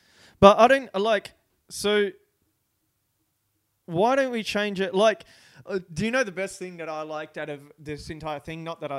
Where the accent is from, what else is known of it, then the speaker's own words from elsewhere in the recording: Australia; It's Australia. We say mate, like, mate is our sort of thing.